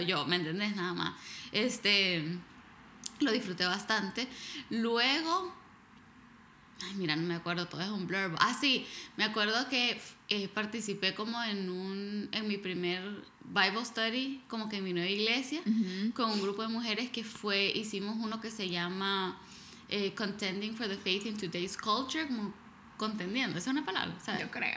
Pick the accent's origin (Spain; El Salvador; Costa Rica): El Salvador; moved away; crecí en El Salvador